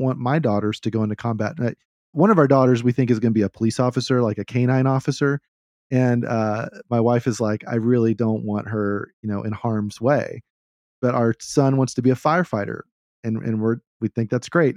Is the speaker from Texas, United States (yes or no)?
yes; Texas, United States; I'm, I'm from Texas.